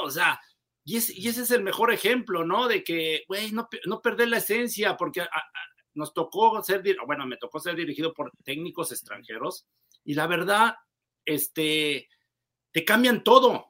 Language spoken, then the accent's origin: Spanish; Mexico; como mexicanos